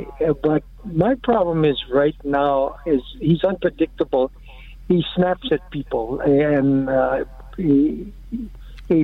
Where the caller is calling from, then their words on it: Maui, Hawaii, United States; Hello, I'm calling from Maui.